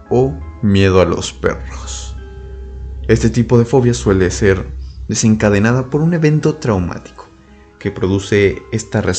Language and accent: Spanish; Mexico; mencionarles algo muy importante para los que son de Saltillo, Coahuila y tal vez sus alrededores, aquí en mi país de México